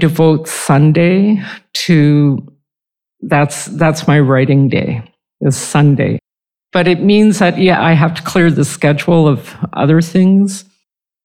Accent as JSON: {"language": "English", "town": "Edmonton", "region": "Alberta", "country": "Canada", "moved": "yes"}